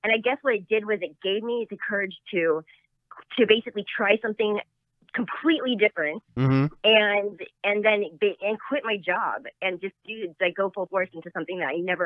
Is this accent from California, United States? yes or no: yes; Los Angeles, California, United States; I'm an actual Valley girl. So I was raised in the Valley in Los Angeles.